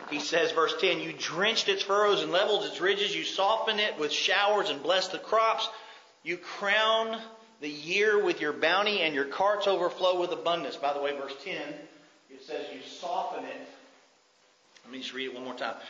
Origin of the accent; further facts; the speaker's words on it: United States; as an American